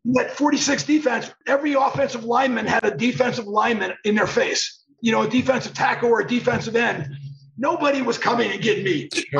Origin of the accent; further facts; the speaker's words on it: Irwin, Pennsylvania, United States; growing up in Pittsburgh area